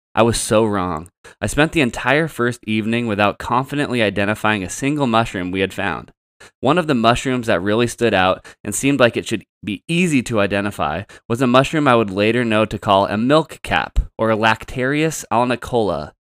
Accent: Santa Rosa, California, United States; I ended up back in my hometown at the local J C

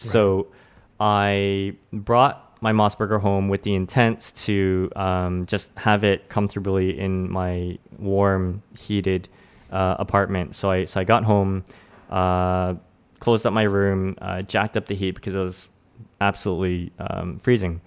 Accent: Toronto, Ontario, Canada; also born or lived in Richmond Hill; I grew up in Toronto

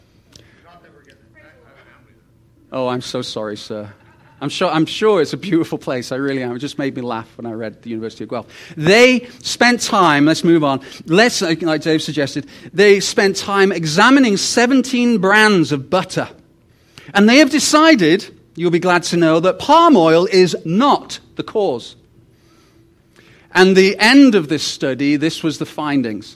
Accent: United Kingdom; also born or lived in Rhyl; now in Canada; I'm the British guy who is Canadian

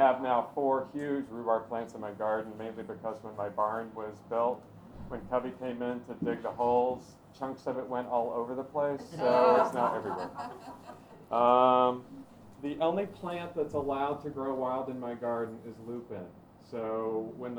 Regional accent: Knoxville, Tennessee, United States; moved away; I was raised in Tennessee

